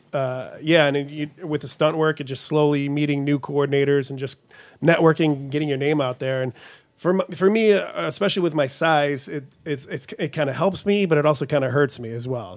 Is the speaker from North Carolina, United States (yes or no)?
no; Southgate, Michigan, United States; also born or lived in Florida; native Metro Detroit. Uh, I grew up downriver. I grew up in Southgate